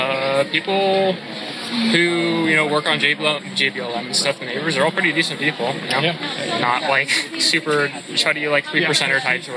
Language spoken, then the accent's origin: English; rural town south of Seattle, Washington, United States; I'm from a little rural farm town, like 45 minutes south of here.